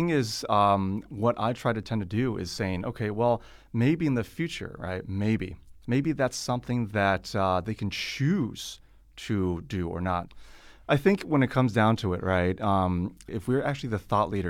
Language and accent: English; California, United States; now in China; the pros and cons of being over here in China, because I come from Silicon Valley.